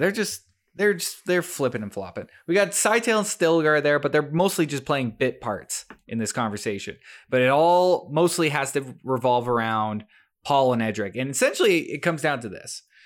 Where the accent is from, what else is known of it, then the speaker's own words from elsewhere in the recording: Canada; us Canadians